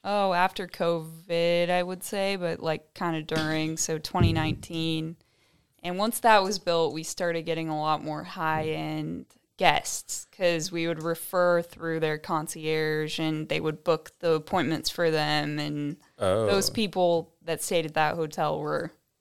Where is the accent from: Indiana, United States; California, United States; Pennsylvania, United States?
Indiana, United States; So I'm from Indiana. I went to college in New Orleans.